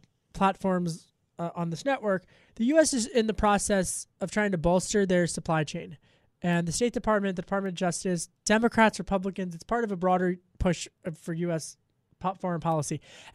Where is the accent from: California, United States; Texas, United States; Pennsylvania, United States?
Pennsylvania, United States; born there; But I was not born in Italy. I was born in Delco.